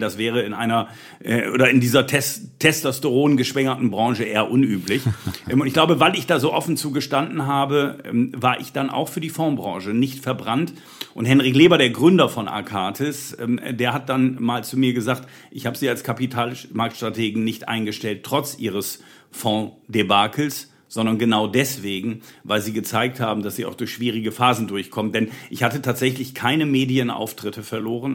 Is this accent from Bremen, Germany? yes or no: yes; Bremen, Germany; Ich bin Bremer gebürtiger